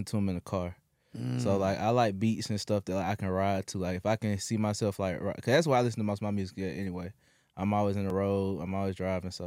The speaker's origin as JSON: {"language": "English", "town": "Ellenwood", "region": "Georgia", "country": "United States", "said": "I come from Ellenwood, Georgia"}